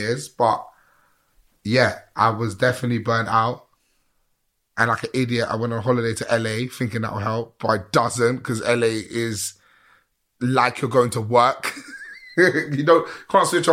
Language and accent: English; England, United Kingdom; How I sound, how I look, how I walk, how I talk, I'm from England, mate. But my roots are not from here